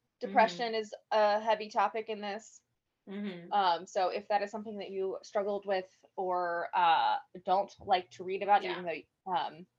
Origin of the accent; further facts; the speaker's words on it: United States; being an American